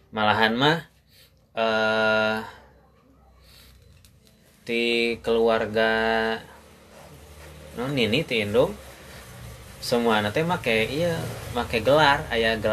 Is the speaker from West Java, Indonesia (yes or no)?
yes; Bandung, West Java, Indonesia; born there; lahir di Bandung nah, ibu bapak nikah di Garut